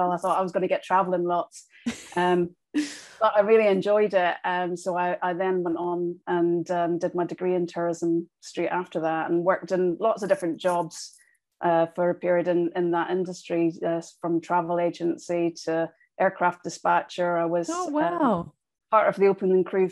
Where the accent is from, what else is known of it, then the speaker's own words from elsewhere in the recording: Northern Ireland, United Kingdom; I grew up in Northern Ireland